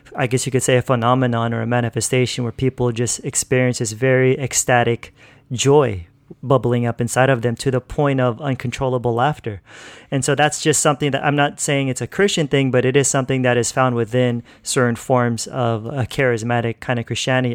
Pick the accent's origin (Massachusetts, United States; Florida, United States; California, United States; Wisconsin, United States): California, United States; moved away as an adult; now in Philippines; I grew up in California pretty much my whole life. So, yeah, that's where I was born and raised